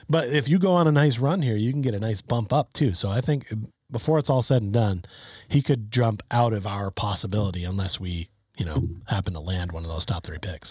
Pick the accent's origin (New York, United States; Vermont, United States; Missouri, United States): Vermont, United States; I grew up in Vermont, which is even further away